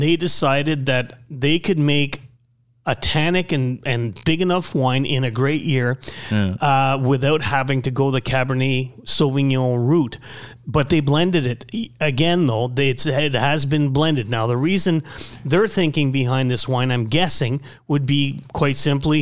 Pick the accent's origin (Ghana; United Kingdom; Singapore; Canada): Canada; being French Canadian